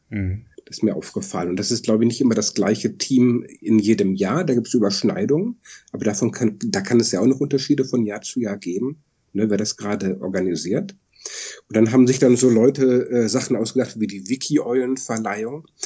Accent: Germany; now in Netherlands; ich bin halt Deutsche, der im Ausland wohnt.

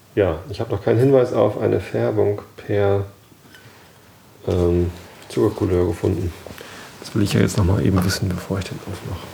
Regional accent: Hamburg, Germany; Wir als Hamburger

